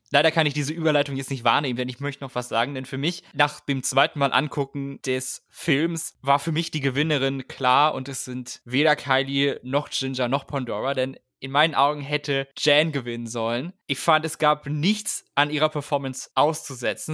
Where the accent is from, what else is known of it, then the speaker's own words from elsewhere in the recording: Germany; bei uns in Deutschland